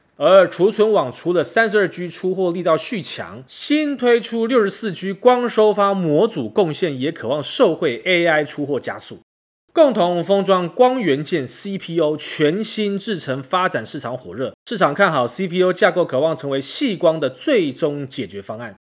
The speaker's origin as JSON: {"language": "Chinese", "country": "Taiwan", "said": "我明明是台湾人"}